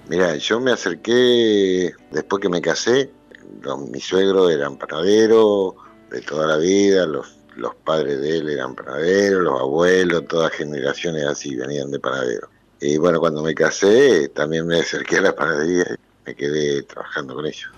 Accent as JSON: {"language": "Spanish", "town": "Mercedes", "country": "Argentina", "tie": "born or raised there", "moved": "yes", "said": "nací en Mercedes, me crié en Mercedes"}